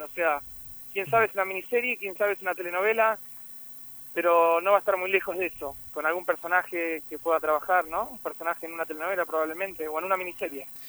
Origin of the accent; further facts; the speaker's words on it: Argentina; moved away as an adult; now in Miami, United States; mi país